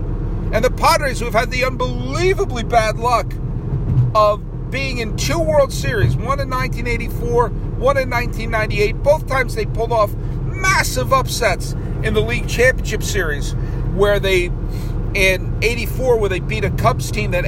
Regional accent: New England, United States; Much like growing up in New England, you can't remove my Red Sox fandom.

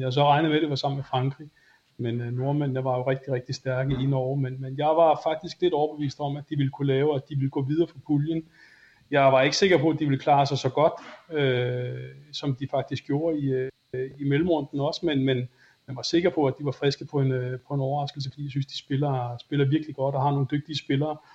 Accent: Denmark

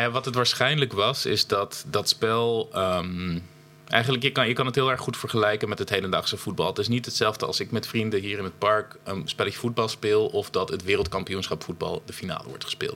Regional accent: Friesland, Netherlands; bij ons in Friesland

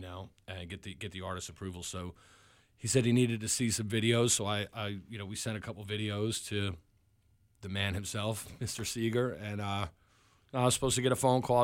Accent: Long Island, New York, United States; now in Hampton Roads, United States; I'm originally from New York

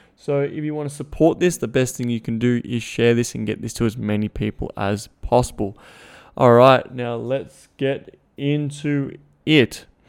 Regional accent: Melbourne, Victoria, Australia; I was from Melbourne, I was, I went all the way to Melton.

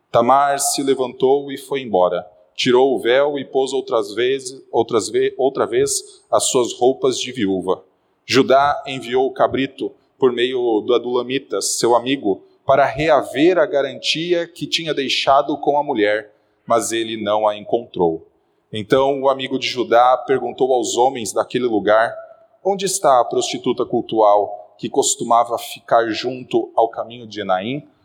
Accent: Guarapuava, Paraná, Brazil; now in São Paulo, Brazil; Meus irmãos, há 10 anos atrás, eu vim do interior do Paraná, de uma cidade chamada Guarapuava. E logo que eu cheguei aqui, eu percebi que as pessoas sabiam que eu não era daqui.

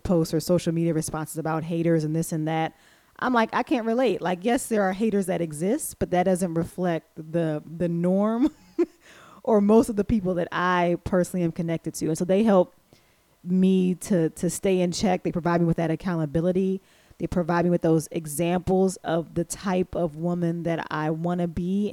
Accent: East Coast, United States; moved away as an adult; now in Midwest, United States; I'm from the East Coast

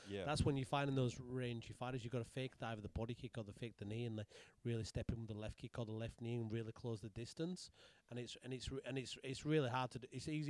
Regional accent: Leeds, Yorkshire and the Humber, United Kingdom; now in Perth, Australia; I'm from Rodley.

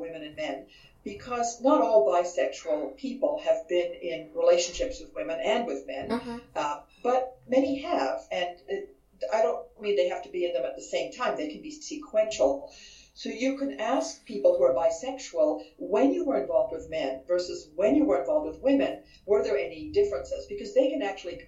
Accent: Vienna, Austria; now in San Diego, United States; I am originally from Vienna, Austria

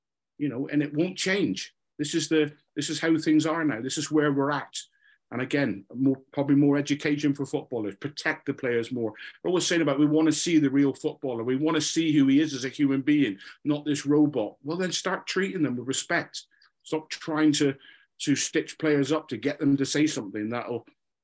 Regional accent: Scotland, United Kingdom; I'm a Scotsman

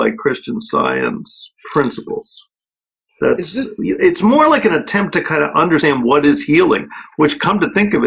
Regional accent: New York, United States; accent: New York; I'm a New Yorker, so I don't say the aspirant H

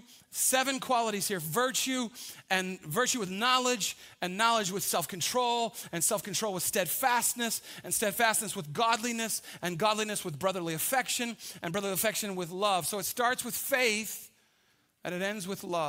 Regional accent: United States; I'm American

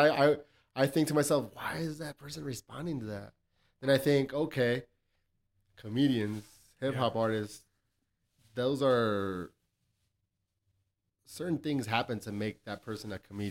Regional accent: El Paso, Texas, United States; I grew up in Southside El Paso.

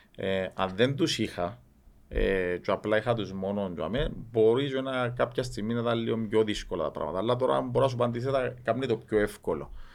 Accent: Cyprus; Είμαστε δίπλα από την Ελλάδα

